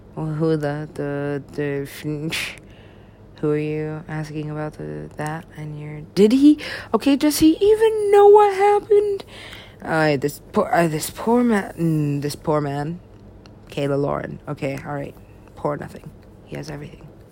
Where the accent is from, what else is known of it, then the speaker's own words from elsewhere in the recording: United States; I'm an American.